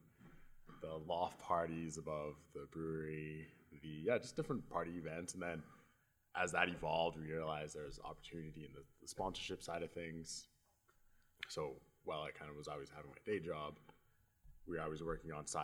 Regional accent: Edmonton, Alberta, Canada; I was born and raised in Edmonton.

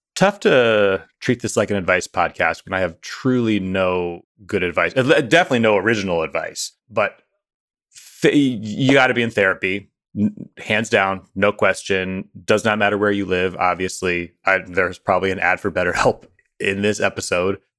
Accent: near Pike County, southern Ohio, United States; moved away; the part of Ohio that I am from, which is the hillbilly elegy part of Ohio

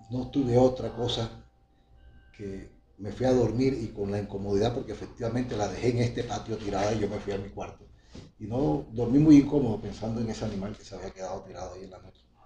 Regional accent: El Banco, Magdalena, Colombia; now in Valledupar, Colombia; yo soy del Banco Magdalena, como lo he venido reiterando muchas veces, orgullosamente banqueño, y allá en mi niñez

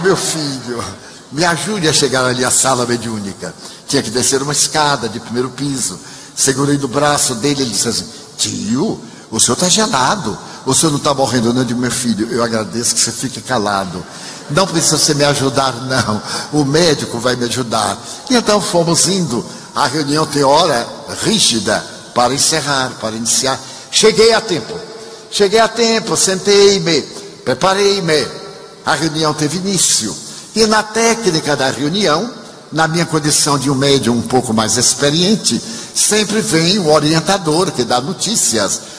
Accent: Brazil; nós brasileiros

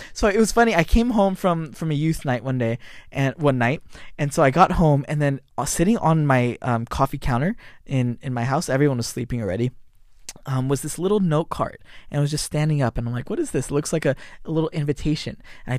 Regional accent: San Jose, California, United States; And then but as I grew up in San Jose, I didn't like church.

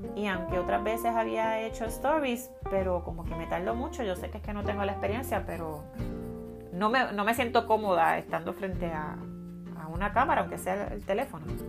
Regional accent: Carolina, Puerto Rico; soy natural de Carolina, tierra de gigantes, en la hermosa isla de Puerto Rico

